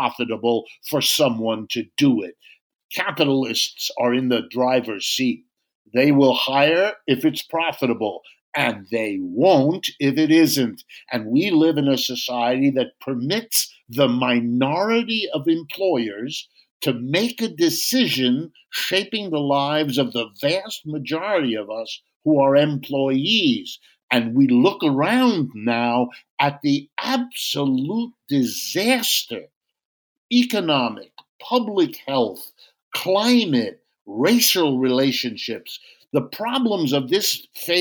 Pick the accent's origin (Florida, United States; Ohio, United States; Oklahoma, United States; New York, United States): Ohio, United States; Youngstown; I was born in Youngstown, Ohio